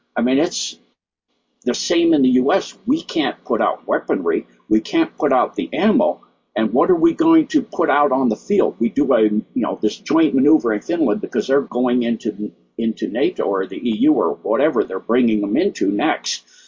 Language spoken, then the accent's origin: English; United States